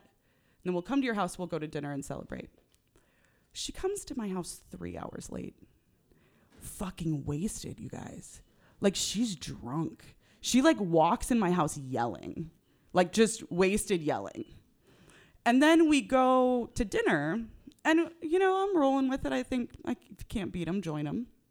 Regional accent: Northern California, United States; I grew up in Northern California

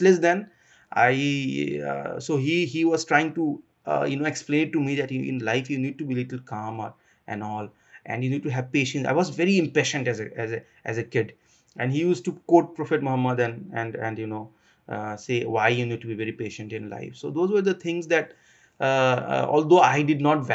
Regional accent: Assam, India; also born or lived in Bangalore; I am from Assam

